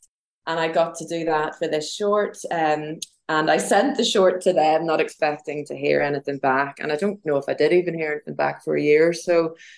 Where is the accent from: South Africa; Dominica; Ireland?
Ireland; it was just a really demoralizing thing to go through as young Irish girls